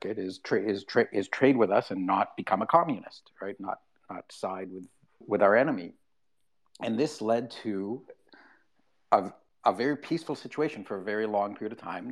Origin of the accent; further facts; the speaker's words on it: Canada; I'm a Canadian. I live in Canada